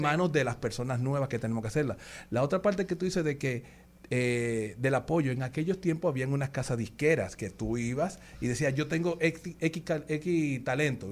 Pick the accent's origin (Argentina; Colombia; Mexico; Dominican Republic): Dominican Republic; somos dominicanos